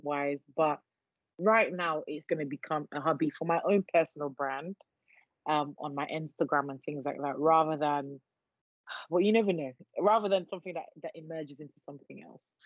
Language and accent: English; Nigeria; moved away; I'm Nigerian